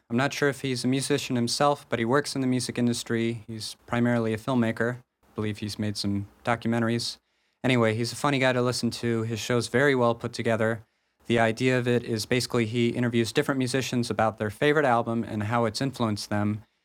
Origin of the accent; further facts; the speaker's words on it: Massachusetts, United States; moved away; my hometown of Massachusetts